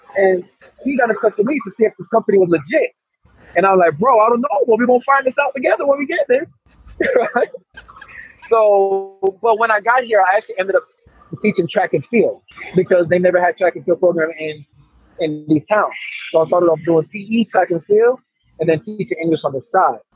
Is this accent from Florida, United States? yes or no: yes; Orlando, Florida, United States; moved away as an adult; also born or lived in Jamaica / Tennessee / Bogota, Colombia; now in Colombia; I'm from Jamaica so I'm from Jamaica born, but you know, I'm Orlando, Florida raised.